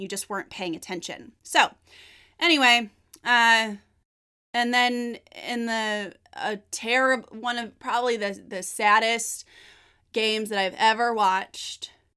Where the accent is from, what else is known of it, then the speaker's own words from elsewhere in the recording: Northern California, United States; I'm from Northern California.